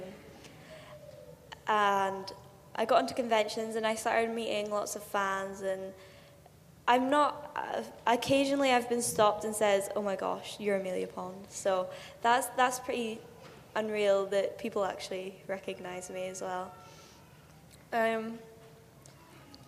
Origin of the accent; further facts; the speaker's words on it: Scotland, United Kingdom; also born or lived in Northern Ireland; I grew up in Northern Ireland, and Karen grew up in Scotland, and then when I moved to Scotland at the age of 6